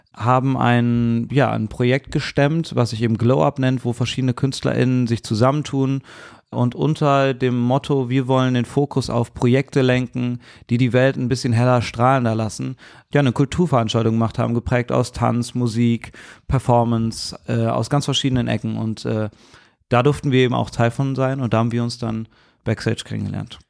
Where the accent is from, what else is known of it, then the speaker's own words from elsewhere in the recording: Cologne, North Rhine-Westphalia, Germany; Ich bin so in Köln geboren. und Ich spreche nur Deutsch und Kölsch.